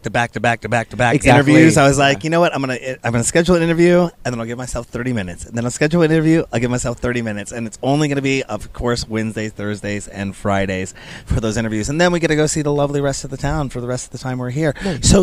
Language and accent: English; Seattle, Washington, United States; I'm from Seattle.